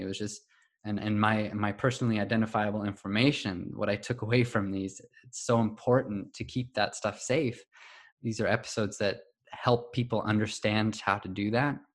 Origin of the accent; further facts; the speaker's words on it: California, United States; I was um, born and raised in California in the US.